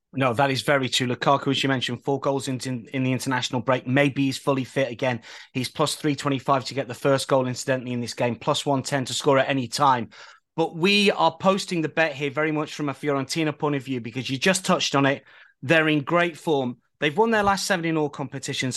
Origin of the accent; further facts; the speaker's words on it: England, United Kingdom; I'm English.